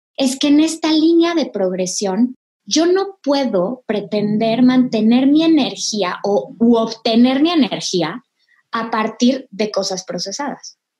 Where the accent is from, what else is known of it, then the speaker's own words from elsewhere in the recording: Mexico; como mexicanos, eh, tenemos una genética muy particular.